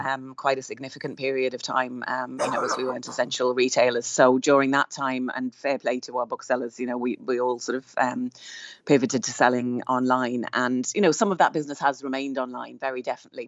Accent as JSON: {"language": "English", "country": "Ireland", "said": "we are Irish booksellers on the ground."}